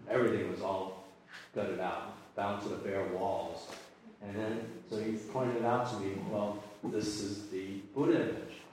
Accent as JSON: {"language": "English", "country": "Argentina", "said": "I'm Catholic. My daughter's Catholic. I'm from Argentina, and uh, I just I had to do something with it."}